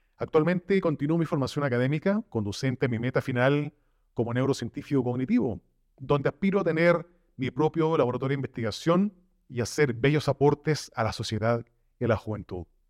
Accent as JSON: {"language": "Spanish", "country": "Chile", "tie": "born or raised there", "moved": "yes", "lives_now": "Mexico", "said": "Soy originario de Chile, pero estoy viviendo ya hace unos años en la bella nación mexicana"}